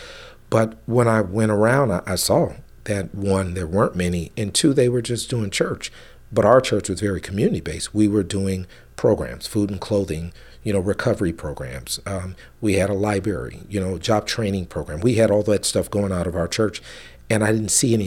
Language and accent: English; San Francisco, California, United States; also born or lived in Fremont; I grew up in the Western Addition, Fillmore.